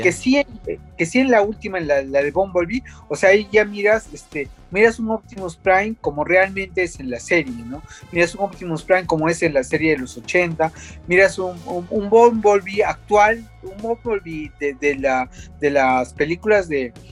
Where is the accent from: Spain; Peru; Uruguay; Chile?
Peru; nosotros mismos que somos peruanos, que vivimos acá